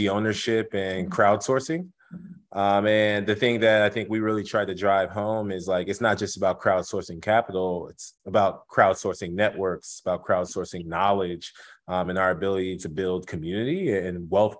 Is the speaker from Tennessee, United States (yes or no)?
no; Houston, Texas, United States; also born or lived in Evanston, Illinois; born and raised in Houston to Nigerian immigrants